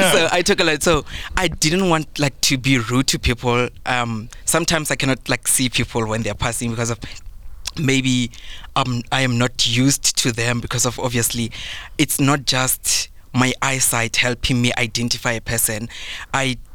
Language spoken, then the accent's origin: English; South Africa; I'm from Bush, Matsonga.